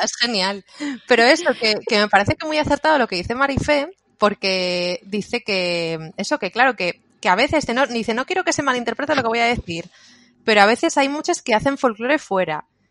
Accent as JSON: {"language": "Spanish", "region": "Asturias", "country": "Spain", "said": "nosotras somos de, de Asturias"}